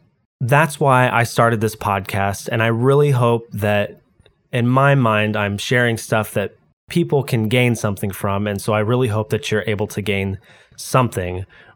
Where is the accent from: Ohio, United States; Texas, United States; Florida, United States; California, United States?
California, United States; San Diego; also born or lived in Novato / Kansas City; I was born in Novato, California, which is near San Francisco, not really that far away from the Roblox headquarters, interestingly enough, and lived in San Diego up until about 8, and then after that, pretty much every 3 years, we moved between there and Kansas City.